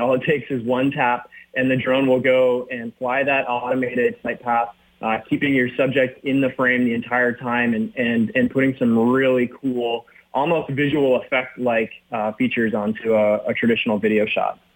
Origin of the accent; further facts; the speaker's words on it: Minnesota, United States; I grew up in Minnesota